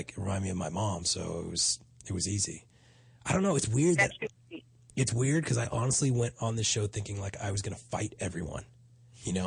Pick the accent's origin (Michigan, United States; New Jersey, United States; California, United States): New Jersey, United States; Hackensack; moved away; I'm from Jersey, too. I was from Hackensack